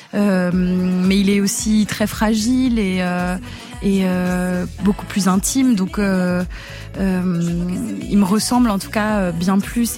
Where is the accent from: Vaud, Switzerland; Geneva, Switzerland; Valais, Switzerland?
Geneva, Switzerland; Je suis née à Genève, en Suisse.